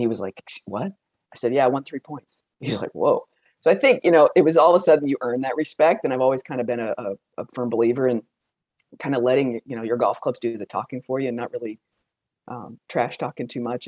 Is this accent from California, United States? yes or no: no; Aberdeen, South Dakota, United States; I grew up in South Dakota. I was born in Aberdeen, South Dakota.